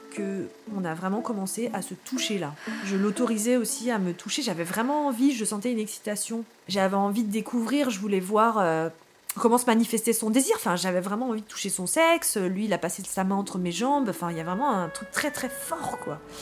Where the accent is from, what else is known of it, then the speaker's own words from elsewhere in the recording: Paris, Île-de-France, France; je suis née à Paris, à l'hôpital Port-Royal